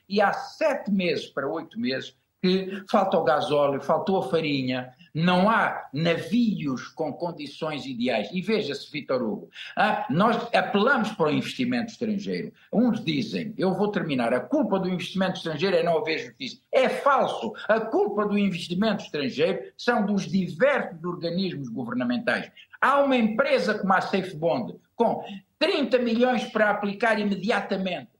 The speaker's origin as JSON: {"language": "Portuguese", "country": "São Tomé & Príncipe", "tie": "born or raised there", "said": "eu nasci em São Tomé"}